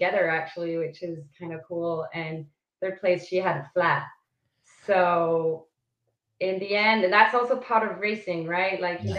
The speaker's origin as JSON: {"language": "English", "country": "Switzerland", "moved": "as an adult", "lives_now": "Southern California, United States", "said": "From Switzerland. Switzerland. Okay. So that's my home country."}